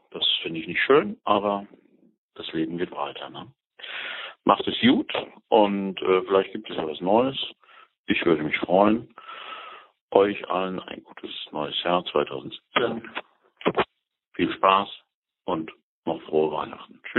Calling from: Zurich, Switzerland; Auch in Zürich hört man dich als Berliner.

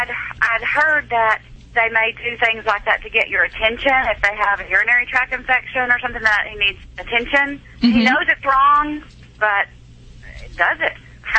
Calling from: Fort Worth, Texas, United States; I'm calling from Fort Worth, Texas.

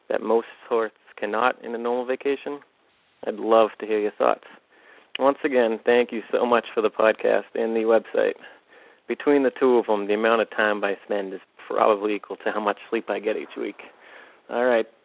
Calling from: Taunton, Massachusetts, United States; This is … … I'm calling from Taunton, Massachusetts.

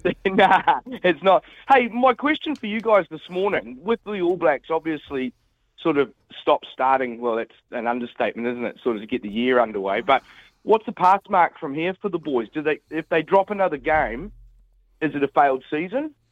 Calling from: Perth, Western Australia, Australia; I'm calling from Perth, yep, I'm calling from Perth

